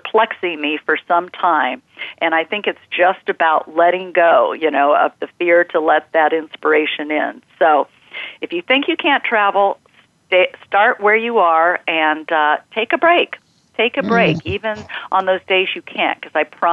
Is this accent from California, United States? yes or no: yes; California, United States; California, where I grew up